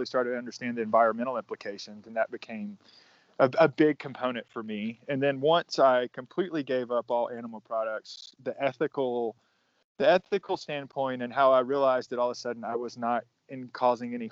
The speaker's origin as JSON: {"language": "English", "region": "Northeast Georgia", "country": "United States", "tie": "born or raised there", "also_born_or_lived": "Alaska / Austin, Texas", "moved": "as an adult", "lives_now": "Denver, United States", "said": "I grew up in Northeast Georgia."}